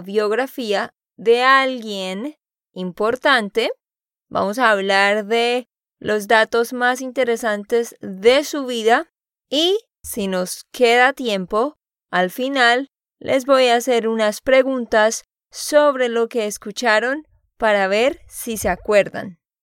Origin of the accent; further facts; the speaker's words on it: Santander, Colombia; de Santander, Colombia